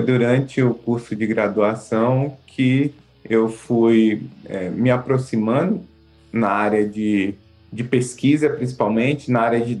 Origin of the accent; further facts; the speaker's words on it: Salvador, Bahia, Brazil; also born or lived in Minas Gerais; Morei assim, em algumas cidades de Minas, do interior da Bahia.